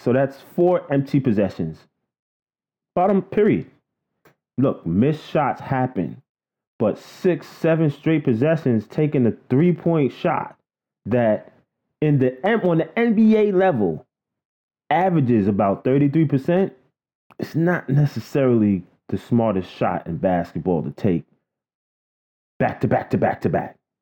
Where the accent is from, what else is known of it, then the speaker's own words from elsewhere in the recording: New York City, New York, United States; I grew up in Queens, Flushing, Queens to be exact